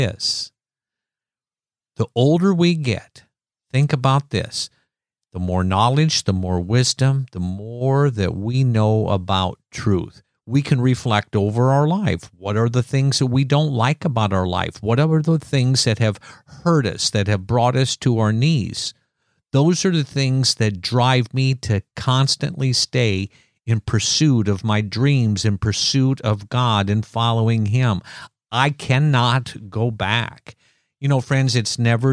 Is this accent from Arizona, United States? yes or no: no; Iowa, United States; I'm from Iowa